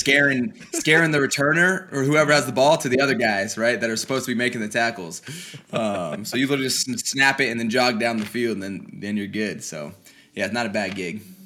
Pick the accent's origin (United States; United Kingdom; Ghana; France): United States; Colorado; moved away as an adult; I grew up on a, a small ranch out in Colorado